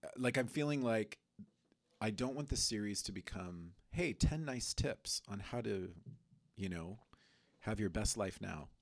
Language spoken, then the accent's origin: English; Colombia; moved away; I grew up in Colombia